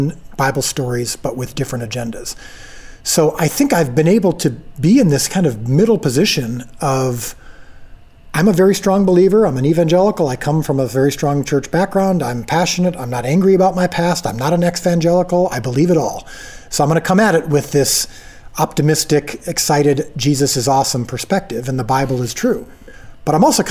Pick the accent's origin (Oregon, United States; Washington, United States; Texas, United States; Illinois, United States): Illinois, United States; I'm from Illinois.